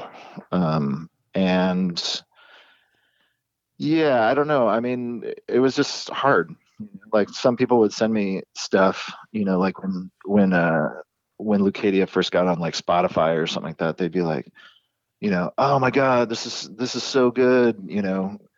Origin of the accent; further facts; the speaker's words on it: Encinitas, California, United States; the town that we grew up in San Diego, Encinitas, really small community